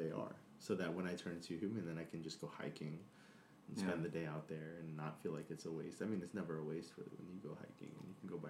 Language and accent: English; New York, United States; I am born and bred in New York. I'm from the Heights, Washington Heights specifically.